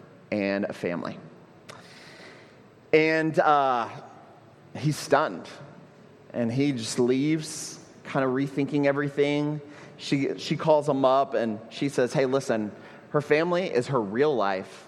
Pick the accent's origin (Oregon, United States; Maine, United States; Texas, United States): Texas, United States; Houston; moved away as an adult; now in Puerto Rico; When I go home to Houston, my hometown